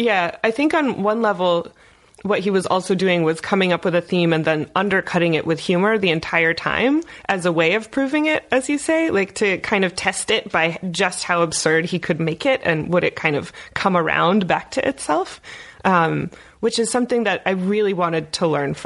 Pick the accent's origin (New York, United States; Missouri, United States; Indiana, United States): Indiana, United States; I'm from Indiana.